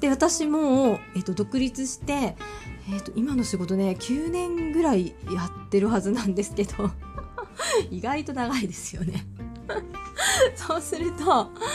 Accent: Miyazaki, Japan; 同郷のね、宮崎出身なんですけど

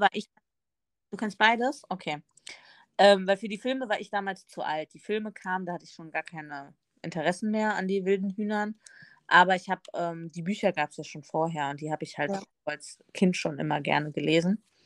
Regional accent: Northern Hesse, Germany; in Nordhessen, da wo ich aufgewachsen bin, sagen wir immer ne

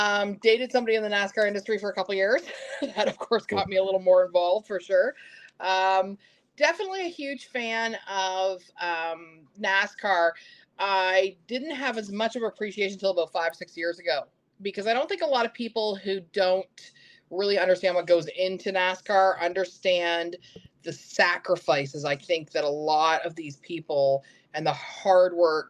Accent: Florida, United States; I love Daytona. Okay. I'm here in Florida. Daytona.

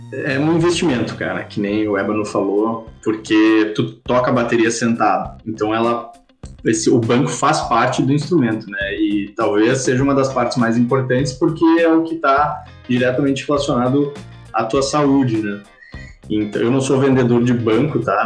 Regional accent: Porto Alegre, Rio Grande do Sul, Brazil; Sou de Porto Alegre, nascido e criado

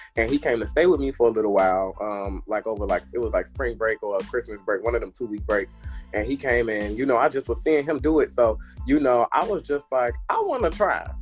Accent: Harvey, Illinois, United States; also born or lived in Chicago; now in Atlanta, United States; I'm from Harvey.

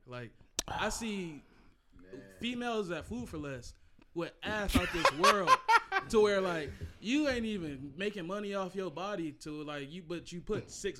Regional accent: United States

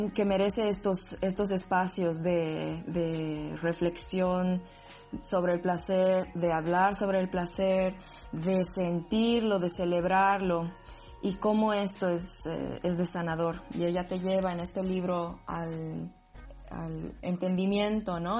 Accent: Sucre, Chuquisaca, Bolivia; moved away as an adult; now in Berlin, Germany; siempre me han dicho de dónde eres, yo qué, pero si soy de aquí

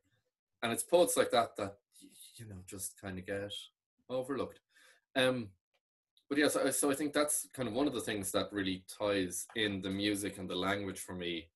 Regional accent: Ireland; first language Irish; English is a second language

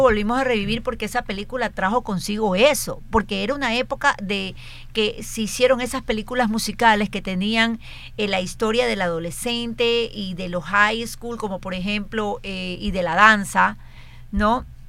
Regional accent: Guayaquil, Guayas, Ecuador; estaba en sexto grado, es decir, tenía 11 años, pero ya entraba a la adolescencia, o sea, en Guayaquil

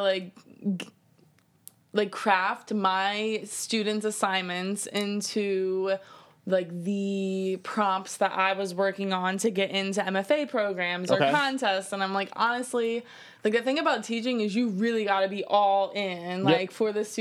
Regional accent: Philadelphia, Pennsylvania, United States; I grew up in Philly.

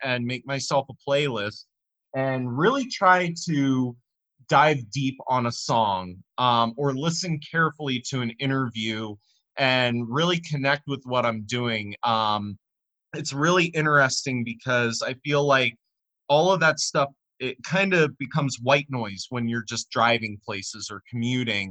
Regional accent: Gaithersburg, Maryland, United States; my hometown of Gaithersburg

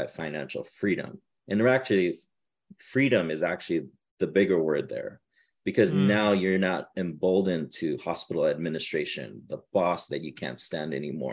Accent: Southern California, United States; I'm from Southern California.

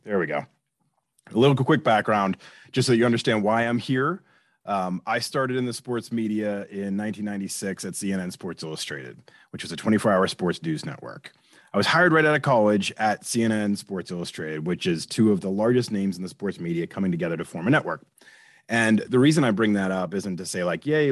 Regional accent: Boston, Massachusetts, United States; moved away as an adult; also born or lived in Delaware / Atlanta / Seattle; now in Philadelphia, United States; I grew up in Boston

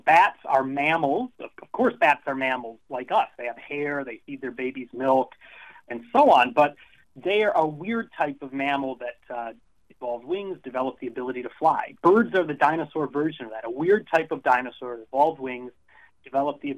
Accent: Illinois, United States; I grew up in Illinois

